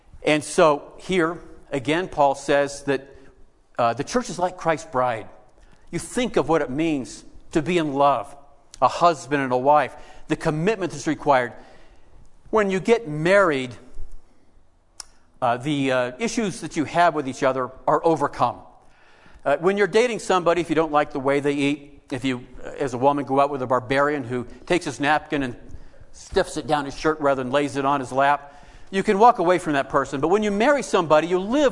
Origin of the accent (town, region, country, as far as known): United States